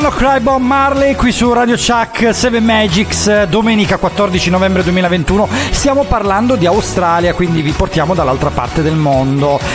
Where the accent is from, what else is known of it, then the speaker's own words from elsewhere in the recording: Calabria, Italy; now in Bologna, Italy; da noi, da, da calabresi